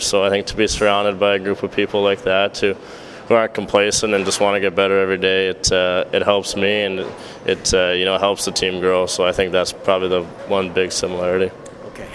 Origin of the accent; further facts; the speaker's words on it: Edmonton, Alberta, Canada; I'm being from Edmonton